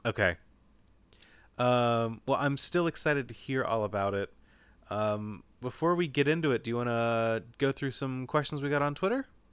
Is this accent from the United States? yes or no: yes; Kentucky, United States; so I grew up in Kentucky in an area where just, like, deer hit cars all the time